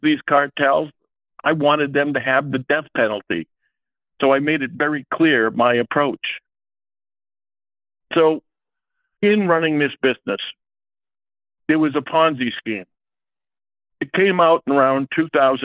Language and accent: English; Salem, New Hampshire, United States; I come from New Hampshire. I was born in Salem, New Hampshire. My mother was the catechism teacher in Salem